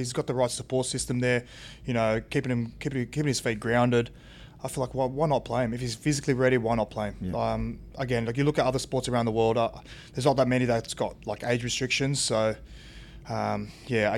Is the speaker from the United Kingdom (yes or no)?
no; Sydney, New South Wales, Australia; where I grew up in Canterbury, it was just a very proud rugby league town